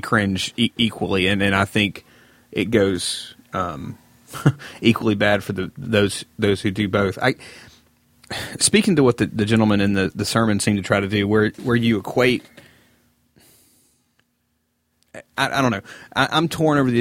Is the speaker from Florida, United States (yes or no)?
no; Birmingham, Alabama, United States; We are from Birmingham